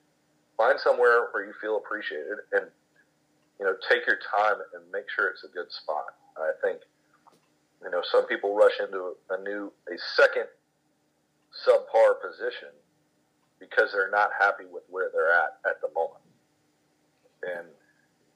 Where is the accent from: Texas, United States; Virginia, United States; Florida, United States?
Texas, United States; Gilmer; now in Commerce, United States; When I was growing up in Gilmer, Texas